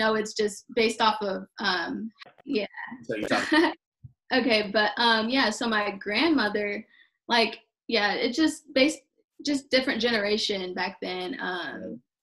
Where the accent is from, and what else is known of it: United States